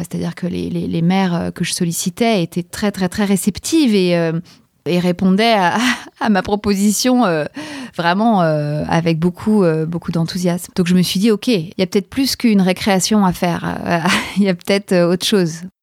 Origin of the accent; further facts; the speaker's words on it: Paris, Île-de-France, France; je suis parisienne, j'ai 41 ans